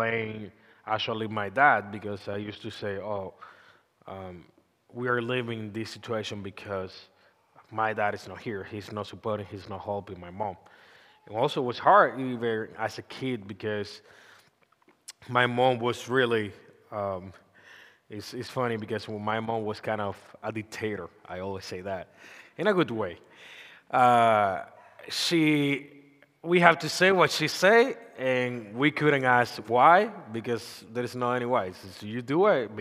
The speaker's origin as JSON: {"language": "English", "country": "Dominican Republic", "tie": "born or raised there", "second_language": "English", "moved": "yes", "said": "I'm come from Dominican Republic."}